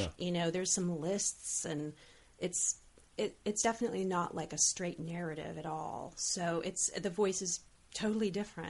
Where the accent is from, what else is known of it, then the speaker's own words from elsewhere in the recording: Olympia, Washington, United States; now in Los Angeles, United States; I was growing up in Olympia and then like coming back to LA at 28, I felt like, oh, this isn't like, I'm an adult now.